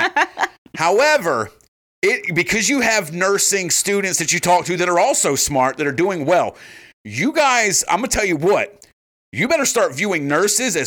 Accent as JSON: {"language": "English", "region": "the South", "country": "United States", "said": "I'm from the South"}